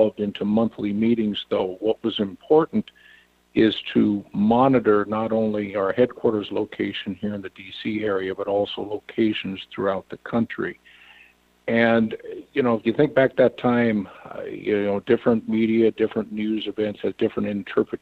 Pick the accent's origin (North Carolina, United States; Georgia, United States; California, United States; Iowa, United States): Iowa, United States; Western; also born or lived in Washington, D.C. area; I'm from Western Iowa, live on a farm in Western Iowa.